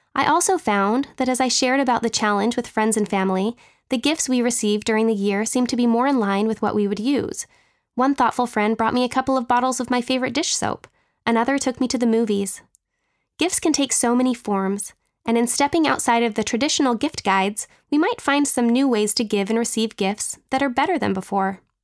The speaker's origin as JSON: {"language": "English", "region": "Utah", "country": "United States", "tie": "born or raised there", "moved": "as an adult", "said": "growing up in Utah, we had a box of winter clothes"}